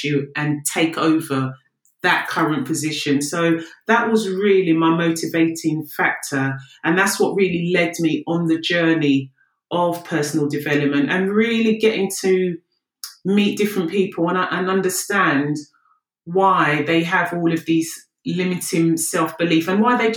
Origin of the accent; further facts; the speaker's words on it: London, United Kingdom; I'm from the UK. South London's finest